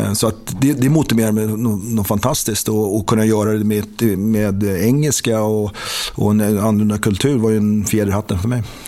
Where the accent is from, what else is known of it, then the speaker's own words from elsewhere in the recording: Sweden; moved away; det var man inte heller van med som, som svensk